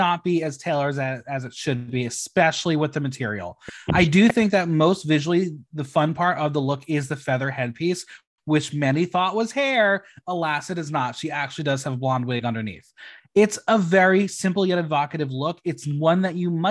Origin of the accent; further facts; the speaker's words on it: United States; We're American